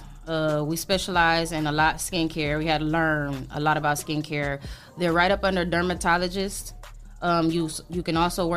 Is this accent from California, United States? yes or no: no; Toledo, Ohio, United States; also born or lived in West Palm Beach, Florida; now in Florida, United States; I'm from Toledo, Ohio, the west side of Toledo. Yep. I was born and raised in Toledo